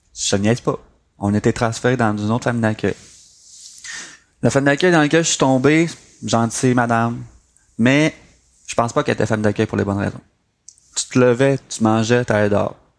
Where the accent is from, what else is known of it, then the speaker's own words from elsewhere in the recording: Saint-André, Quebec, Canada; also born or lived in Chibougamau / Mashteuiatsh; je me suis finalement euh, établi à Saint-André, un petit village euh, du lac Saint-Jean.